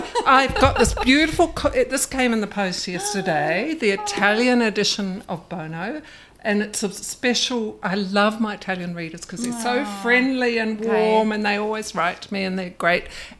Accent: New Zealand; about growing up in New Zealand in the 60s.

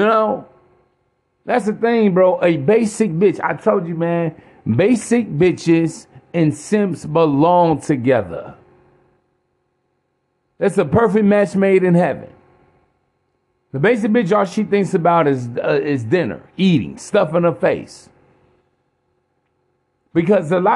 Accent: East Chicago, Indiana, United States; I'm from East Chicago, Indiana.

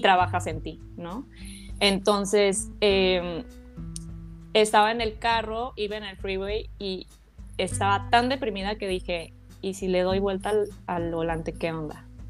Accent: Mexico; moved away as an adult; also born or lived in United States; yo nací en México, no tenía yo documentos eh, legales en Estados Unidos

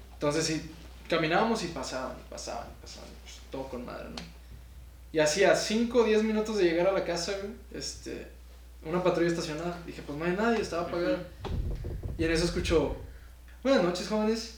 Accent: Saltillo, Coahuila, Mexico; yo soy del norte, de Saltillo.

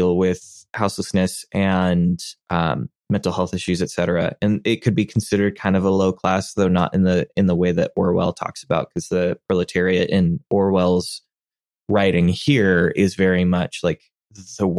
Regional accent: United States; as an American in my culture

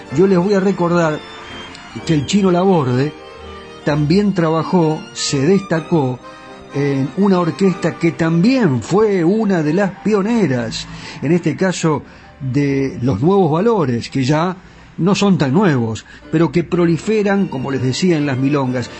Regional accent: Argentina; como argentino

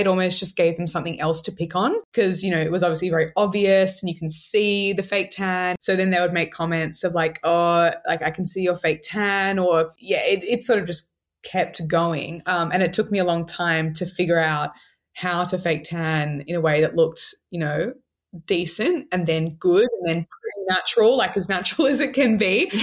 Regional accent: Sydney, New South Wales, Australia; I'm from Sydney, Australia. I'm twenty-seven. I grew up here

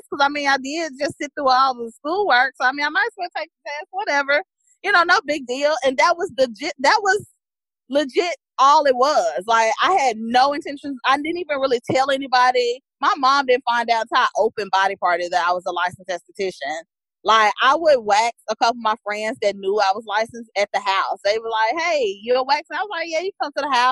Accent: Mississippi, United States; also born or lived in New York; I'm from Mississippi

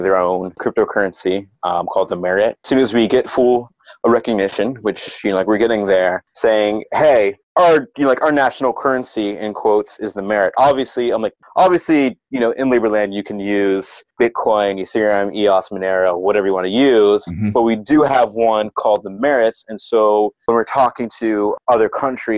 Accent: Ohio, United States; I'm from Ohio

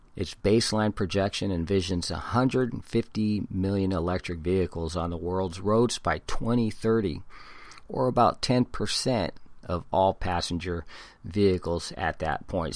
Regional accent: San Diego, California, United States; also born or lived in Hawaii; I was born in Hawaii and been in California since I was one year old. My mom's family are all San Diegans, and, and that's a huge family. So I'm a San Diegan.

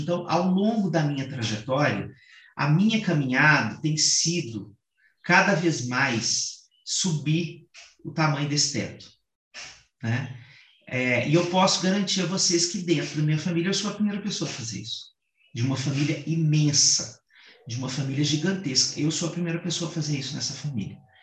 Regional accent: Sertão of Minas Gerais, Brazil; eu venho de uma família sertaneja, né, e que é, tem uma característica no sertão pelo menos no sertão mineiro, de onde eu venho

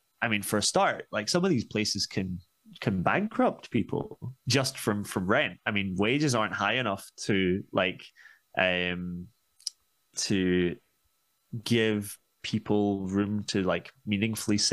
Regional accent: Scotland, United Kingdom; also born or lived in Glasgow; I'm Scottish

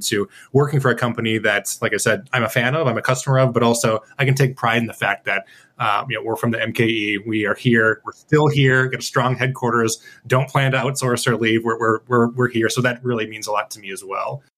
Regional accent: Milwaukee, Wisconsin, United States; I'm from the area as well

